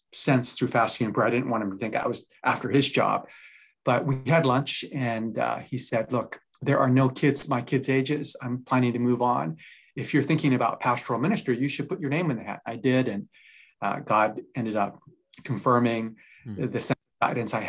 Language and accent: English; Japan; now in Vancouver, Canada; I'm originally from Japan